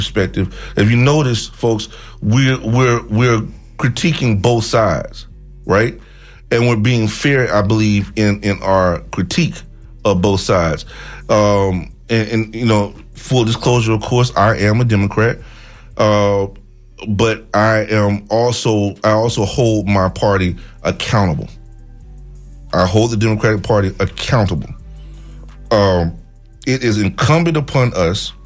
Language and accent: English; Tallahassee, Florida, United States; moved away; I'm from Tallahassee originally